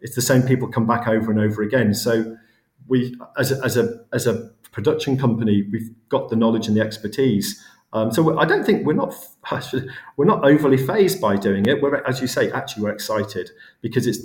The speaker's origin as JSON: {"language": "English", "area": "the North West", "region": "North West England", "country": "United Kingdom", "said": "I'm from the Northwest originally, I'm not far from Liverpool"}